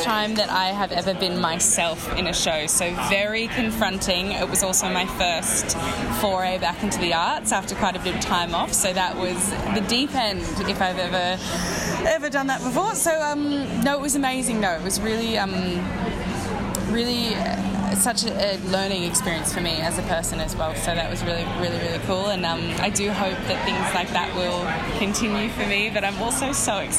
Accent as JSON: {"language": "English", "town": "Sydney", "region": "New South Wales", "country": "Australia", "tie": "born or raised there", "said": "I'm actually from Sydney"}